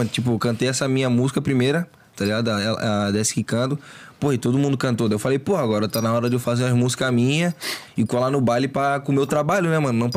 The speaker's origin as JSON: {"language": "Portuguese", "town": "Florianópolis", "region": "Santa Catarina", "country": "Brazil", "tie": "born or raised there", "also_born_or_lived": "Agronômica, Florianópolis", "lives_now": "Palhoça, Brazil", "said": "Eu nasci no centro. Só. Aí é no Morro do Mocotó, tá ligado? Pode crer. Aí depois, pequeno, eu saí de lá e fui lá pra Agronômica."}